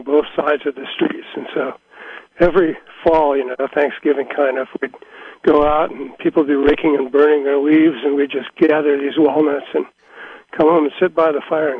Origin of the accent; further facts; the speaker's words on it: San Jose, California, United States; I grew up in the San Jose area, in the area called Willow Glen